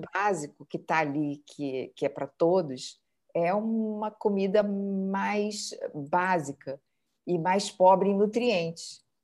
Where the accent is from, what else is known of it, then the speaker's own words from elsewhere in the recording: Brazil; moved away as an adult; also born or lived in New York; now in Lisbon, Portugal; saí do Brasil